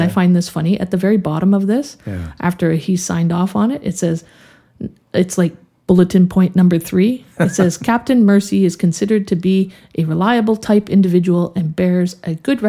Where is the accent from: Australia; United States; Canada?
Canada; But as a Canadian